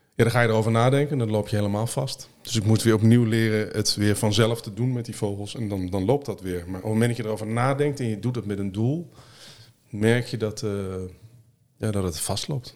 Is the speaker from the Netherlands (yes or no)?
yes; Netherlands; Nederland geboren, Nederland opgegroeid.